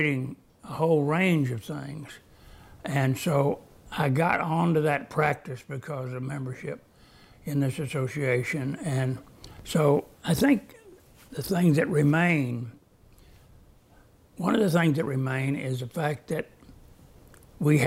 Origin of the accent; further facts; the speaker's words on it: Oklahoma, United States; I grew up in Oklahoma